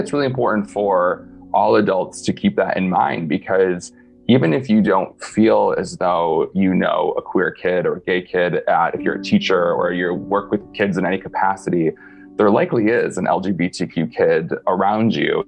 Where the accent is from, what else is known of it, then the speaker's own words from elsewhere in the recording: north of Detroit, the Thumb area of Michigan, United States; moved away as an adult; I'm from about an hour and a half north of Detroit, so like in the thumb-ish area.